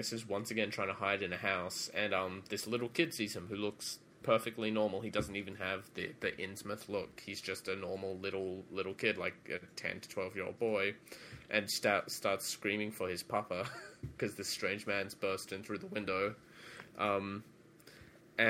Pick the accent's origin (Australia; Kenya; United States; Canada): Australia; I'm Australian.